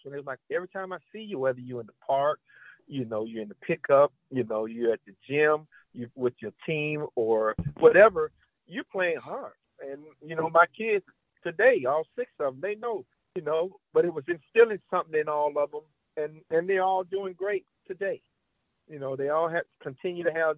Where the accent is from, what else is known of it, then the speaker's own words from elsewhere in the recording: Holly Springs, Mississippi, United States; I grew up in the South in Mississippi, Holly Springs, Mississippi